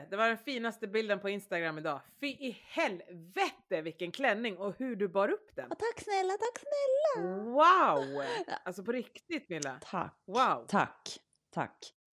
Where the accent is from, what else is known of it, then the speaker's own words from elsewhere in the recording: Sweden; also born or lived in Gotland, Sweden / Öland, Sweden; Jag var så här, men jag är ju så svensk som man kan bli. Men nu är jag en invandrare.